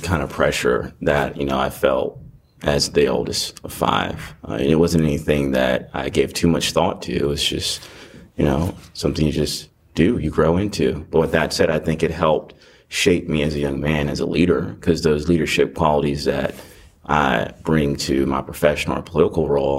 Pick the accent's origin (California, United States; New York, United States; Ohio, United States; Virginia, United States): Ohio, United States; Cincinnati; born there; now in Gwinnett County, United States; I'm a 17-year resident of Gwinnett County. Proud graduate of Duluth High School. I'm originally from Ohio, born in Cincinnati, Ohio.